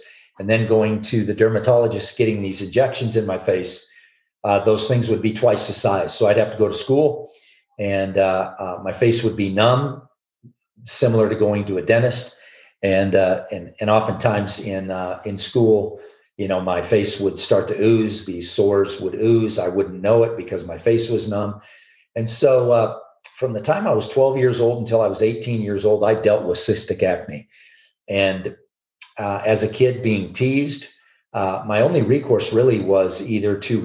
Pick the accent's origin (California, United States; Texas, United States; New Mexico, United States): California, United States; Southern; moved away as an adult; now in Colorado, United States; I'm born and raised in Southern California, been in Colorado now since 1981